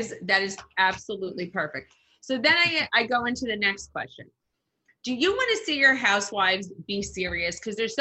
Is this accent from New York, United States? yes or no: yes; Mahopac, New York, United States; I grew up in Mayapack, New York